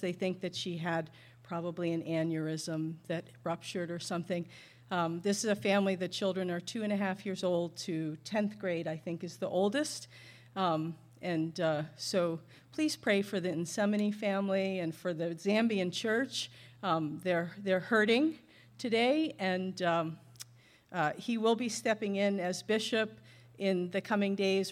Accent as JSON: {"language": "English", "area": "North Shore of Boston", "region": "Massachusetts", "country": "United States", "tie": "born or raised there", "moved": "yes"}